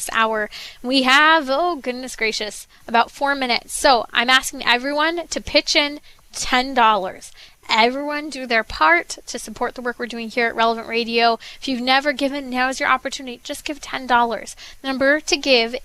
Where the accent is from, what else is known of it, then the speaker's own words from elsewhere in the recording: San Bernardino County, California, United States; I grew up in San Bernardino County, just a little ways away from Rancho Cucamonga